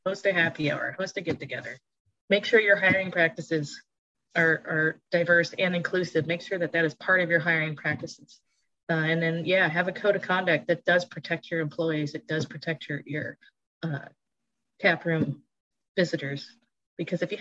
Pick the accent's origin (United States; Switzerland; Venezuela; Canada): United States; Florida; now in Pittsburgh, United States; I grew up in Florida